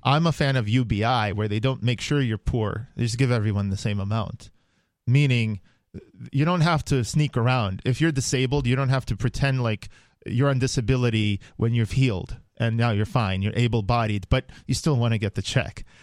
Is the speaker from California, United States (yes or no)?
no; New York City, New York, United States; I grew up in New York. I know, like, uh, every nook and cranny of Manhattan